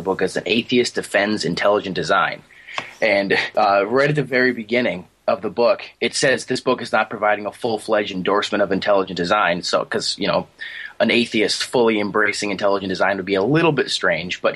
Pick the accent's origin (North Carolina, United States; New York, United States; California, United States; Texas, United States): New York, United States; Buffalo; also born or lived in Virginia; I'm from Buffalo, New York. Well, really close to Niagara Falls, actually. I'm about five minutes away, driving distance away from Niagara Falls. I've pretty much been here my whole life